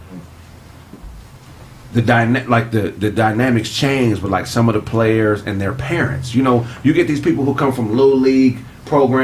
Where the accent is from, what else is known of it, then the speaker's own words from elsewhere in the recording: Pasadena, California, United States; also born or lived in West Covina, California; I'm coming from Pasadena, moving to West Covina to go to high school. I grew up around some real dogs